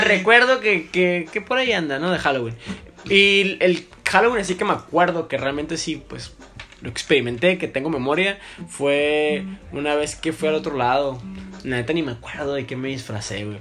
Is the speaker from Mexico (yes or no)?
yes; Tijuana, Baja California, Mexico; para nosotros, ¿no? Tijuana, porque pues, somos frontera